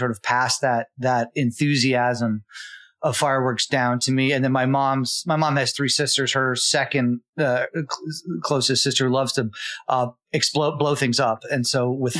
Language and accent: English; New York City, New York, United States; growing up in New York City.